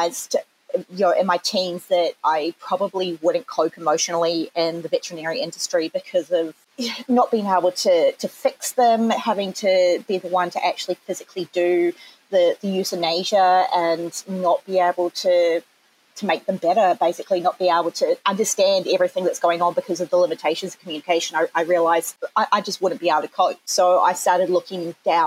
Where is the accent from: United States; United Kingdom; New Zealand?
New Zealand; accent: Kiwi; moved away as an adult; now in Australia; back in New Zealand before I moved over here, because I'm a Kiwi, which has probably come through already at some point in my accent.